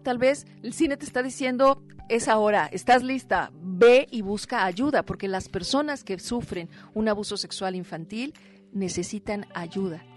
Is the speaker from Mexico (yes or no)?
yes; Mexico; como mexicanas y mexicanos